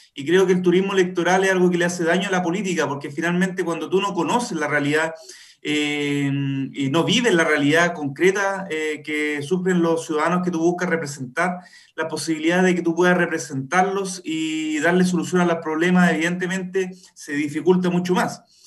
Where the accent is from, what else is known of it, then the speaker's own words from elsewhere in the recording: Buin, Santiago Metropolitan Region, Chile; yo, yo soy nacido y criado en Buin, una de las 14 comunas de este distrito. Eh, sigo viviendo acá en Buin